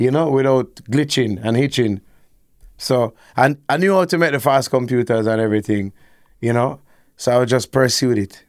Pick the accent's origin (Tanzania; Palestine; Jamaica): Jamaica; Kingston; I grew up, like, you know, uptown, but maybe in Ligani